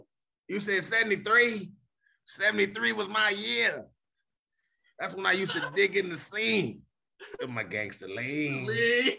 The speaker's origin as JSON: {"language": "English", "town": "Homestead", "region": "Pennsylvania", "country": "United States", "tie": "born or raised there", "moved": "as an adult", "lives_now": "Atlanta, United States", "said": "everyone knows I love my hometown. I'm born and bred right outside of Oakland, right outside of the University of Homestead, Pennsylvania."}